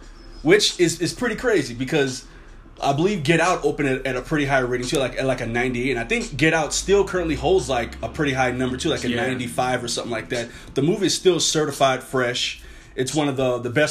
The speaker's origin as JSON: {"language": "English", "town": "New Orleans", "region": "Louisiana", "country": "United States", "tie": "born or raised there", "said": "I'm actually from New Orleans"}